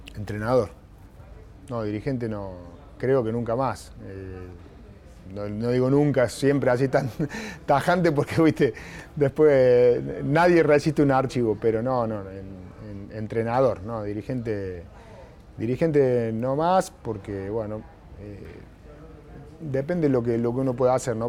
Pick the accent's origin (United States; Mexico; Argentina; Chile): Argentina; en una sociedad como la Argentina